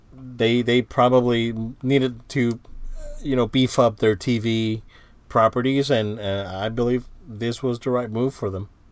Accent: Central Florida, United States; we're from the Central Florida area

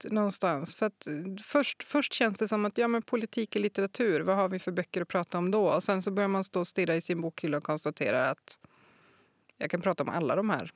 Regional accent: Kiruna, Norrbotten County, Sweden; jag är född i Kiruna

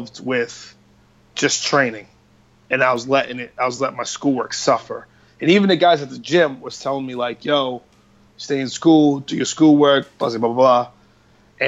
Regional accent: Boston, Massachusetts, United States; growing up in Dorchester was rough

